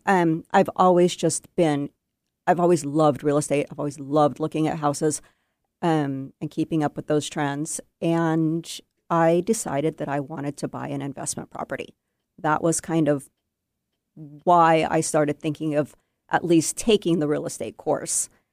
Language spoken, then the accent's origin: English; Bellevue, Washington, United States; I grew up in Bellevue and I have not gone far